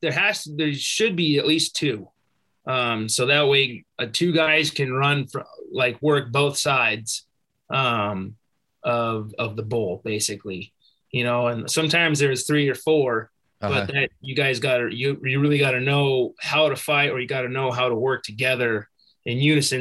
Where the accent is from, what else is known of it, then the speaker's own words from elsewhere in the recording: United States; born there; You know, I was born in America. I'm an American. But I wanted to earn my right as an American.